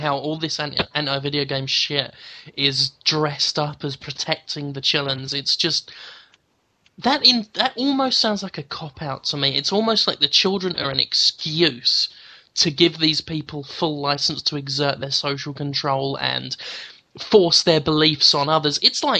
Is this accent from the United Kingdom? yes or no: yes; England, United Kingdom; Yeah, but I'm English.